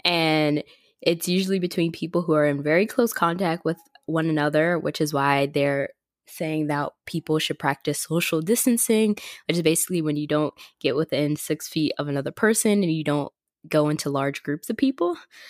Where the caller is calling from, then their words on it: Florida, United States; Hey guys, it is … I'm checking in from Florida. I'm back home because I have online class for the rest of the semester.